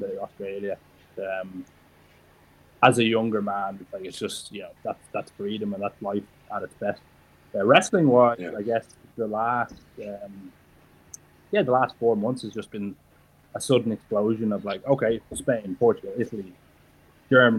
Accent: Ireland; I'm from Ireland

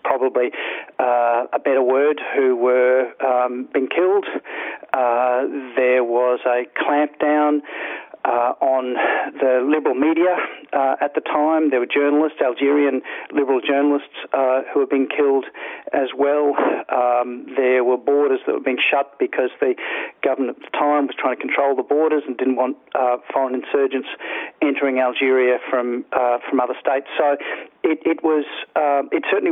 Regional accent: Toowoomba, Queensland, Australia; I grew up in Toowoomba in Queensland

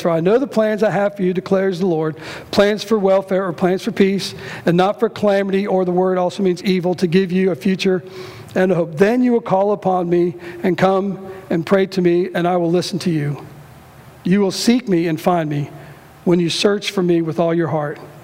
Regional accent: Cincinnati, Ohio, United States; I'm from Cincinnati

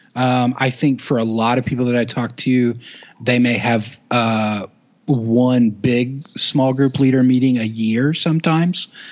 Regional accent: Duncan, Oklahoma, United States; born and raised in Oklahoma, um, a little town, Duncan, Oklahoma

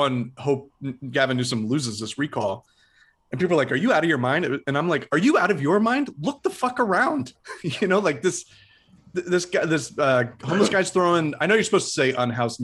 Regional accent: Midwest, United States; growing up in the Midwest

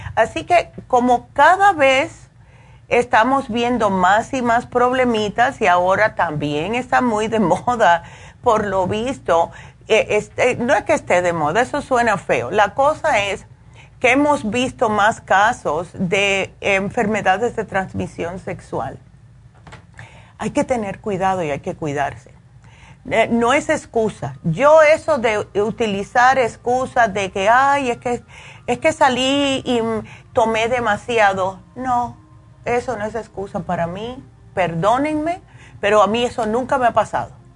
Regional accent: New York, United States; yo me crié en Nueva York

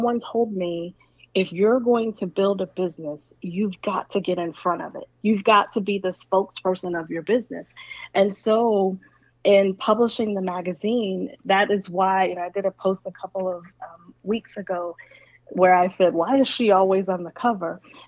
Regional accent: the South, United States; I'm from the South

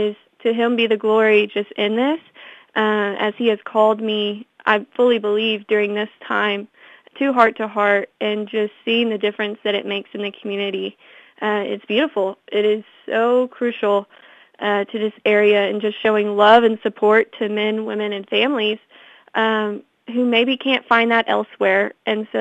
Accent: Fort Smith, Arkansas, United States; I'm from the Fort Smith area, so I was coming home during the summertime

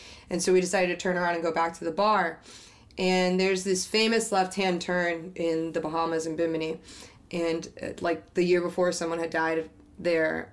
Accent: Miami, Florida, United States; I'm a beach baby. I grew up in Miami.

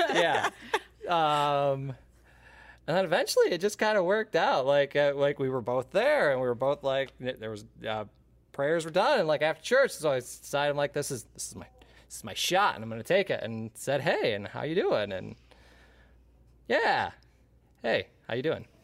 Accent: the Thumb of Michigan, United States; also born or lived in Bay City, Michigan; I grew up in the thumb of Michigan. I moved to Bay City many, many moons ago and have been there ever since

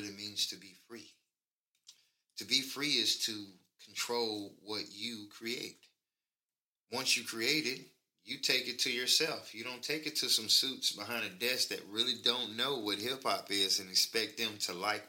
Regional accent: Monroe, Louisiana, United States; also born or lived in Atlanta / New York; now in Dallas-Fort Worth, United States; I was born and raised in Monroe, Louisiana

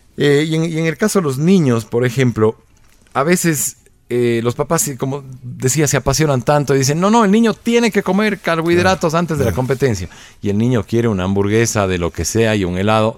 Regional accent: Ecuador; nosotros somos ecuatorianos

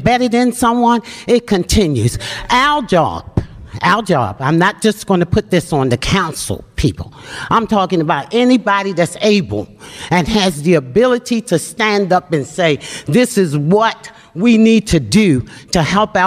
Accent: Baltimore, Maryland, United States; as a kid, I grew up in West Baltimore in the Mondawmin Mall area

